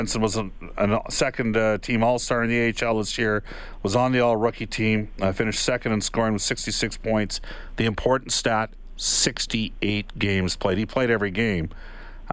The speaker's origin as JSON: {"language": "English", "area": "Bentley/Lacombe", "region": "Alberta", "country": "Canada", "tie": "born or raised there"}